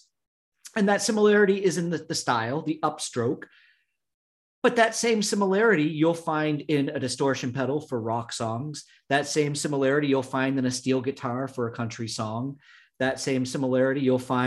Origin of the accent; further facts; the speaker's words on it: United States; when we were growing up in the States